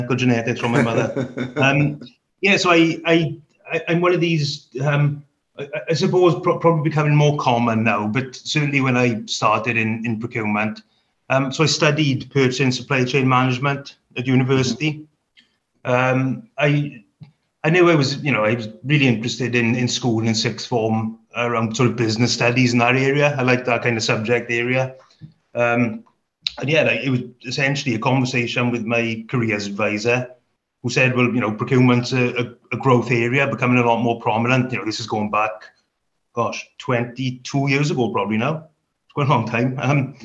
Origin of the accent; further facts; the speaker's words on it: the Rhondda, Wales, United Kingdom; born and bred in the Rhondda